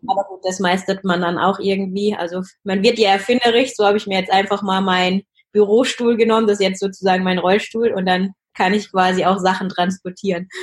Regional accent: Taunus, Hesse, Germany; ich bin äh, in Schloss im Taunus aufgewachsen. Das ist ein ganz kleines Dorf sozusagen am Fuße des Feldberges

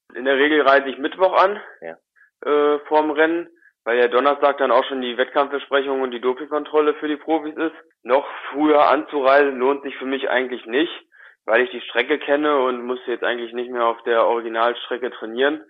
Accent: Wolfsburg, Lower Saxony, Germany; ich bin in Wolfsburg äh, geboren und aufgewachsen, beziehungsweise in der Nähe von Wolfsburg, mehr so auf einem kleinen Dorf, zehn Kilometer von Wolfsburg weg.

